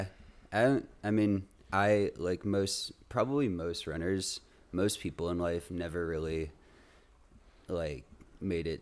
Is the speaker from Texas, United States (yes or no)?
no; Seattle, Washington, United States; moved away as an adult; also born or lived in Wisconsin; So I grew up in Seattle